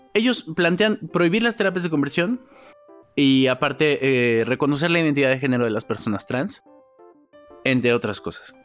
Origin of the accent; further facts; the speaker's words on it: Mexico; como sociedad, como mexicanos